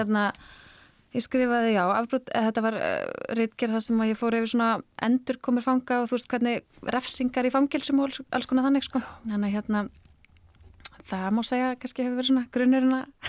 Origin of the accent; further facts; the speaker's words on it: Akranes, Western Region, Iceland; á Akranissi eins og öll serían eh, sem er svona heima, heimabæri minn